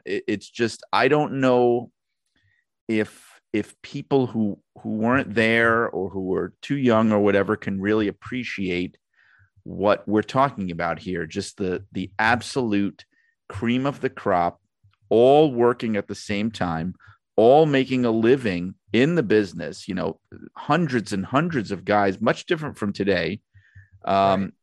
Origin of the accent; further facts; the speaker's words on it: Northeast, United States; I grew up in the Northeast.